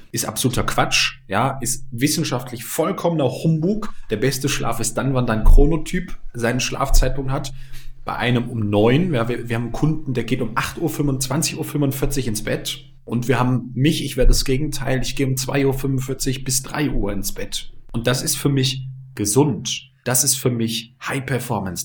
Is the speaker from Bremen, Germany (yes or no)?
yes; Bremen, Germany; bei uns in Bremen damals gab es die E-Phase